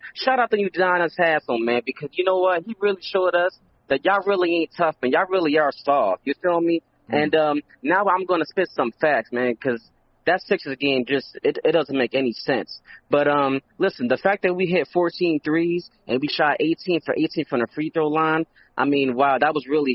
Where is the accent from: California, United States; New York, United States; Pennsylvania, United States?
Pennsylvania, United States; Philadelphia; I'm from Philly.